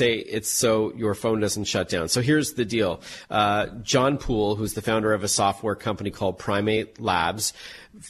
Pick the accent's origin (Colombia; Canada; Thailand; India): Canada; I'm Canadian